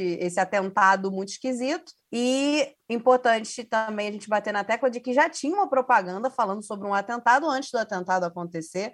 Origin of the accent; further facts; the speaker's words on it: Rio de Janeiro, Brazil; enquanto carioca